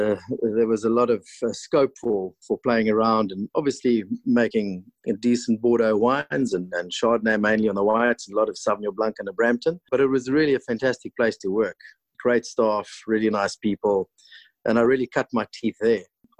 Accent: Cape Town, Western Cape, South Africa; moved away as an adult; also born or lived in Stellenbosch; now in Swartland, South Africa; I grew up in Constantia, where my father was farm manager on a farm called Buitenverwagting.

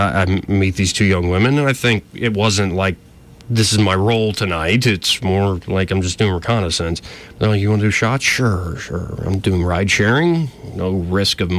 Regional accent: Alabama, United States; accent: Southern drawl; I was from Alabama. I'm like, you can't tell. Like, I don't have a truly distinct Southern accent, but I do have a drawl

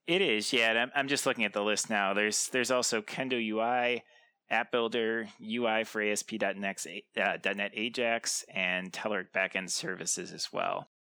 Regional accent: Lansing, Michigan, United States; I'm actually from Michigan, Lansing, Michigan.

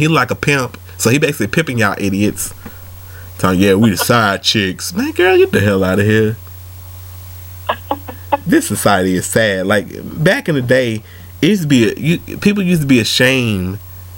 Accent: Atlanta, Georgia, United States; I'm from Atlanta

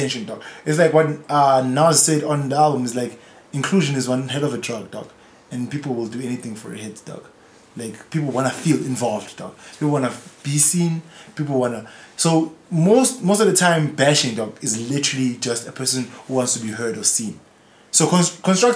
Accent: South Africa; also born or lived in Eastern Cape; I was born in Eastern Cape, but that's purely because my mom wanted to get on a plane for some reason and go visit the Eastern Cape. Otherwise, I probably would have been born in Foso, dog. I've lived there all my whole life

